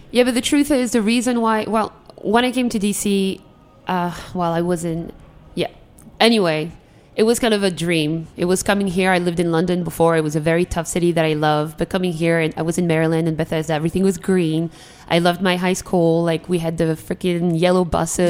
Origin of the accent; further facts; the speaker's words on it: Algeria; English is a second language; also born or lived in Europe; now in Washington, D.C., United States; I'm from Algeria, North Africa. It's between Morocco and Tunisia.